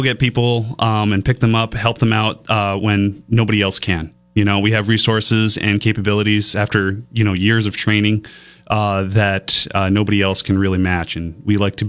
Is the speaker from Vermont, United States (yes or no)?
yes; Milton, Vermont, United States; So from Milton, Vermont.